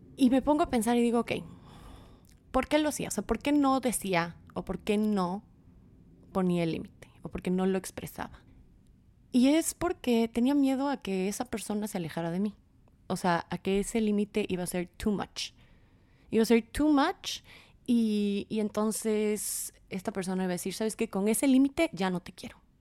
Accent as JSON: {"language": "Spanish", "town": "Quito", "region": "Pichincha", "country": "Ecuador", "said": "soy de Quito, Ecuador"}